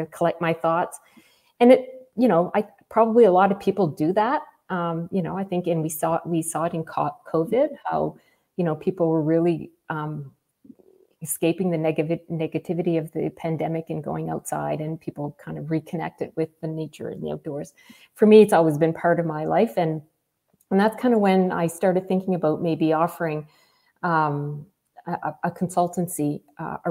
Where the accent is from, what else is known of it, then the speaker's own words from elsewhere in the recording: Moncton, New Brunswick, Canada; also born or lived in Campbellton, New Brunswick; now in Fredericton, Canada; I grew up in Moncton, New Brunswick. So in a Francophone family.